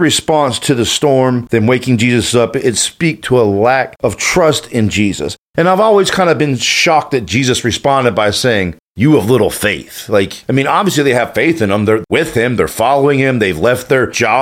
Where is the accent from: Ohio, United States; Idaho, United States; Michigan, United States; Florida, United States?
Florida, United States; Panama City Beach; I grew up in Panama City Beach